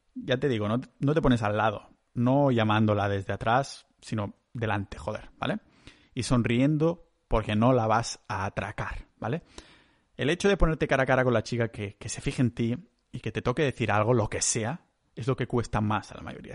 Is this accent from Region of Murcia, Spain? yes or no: no; Catalonia, Spain; soy un catalán